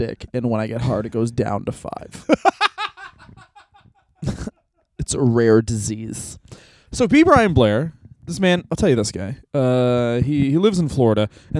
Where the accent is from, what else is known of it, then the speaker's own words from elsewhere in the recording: Canada; being Canadian.